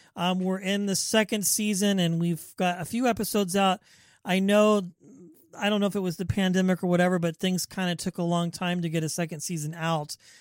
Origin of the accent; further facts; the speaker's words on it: Wichita, Kansas, United States; now in Bay Area, United States; I'm from the Midwest, Wichita, Kansas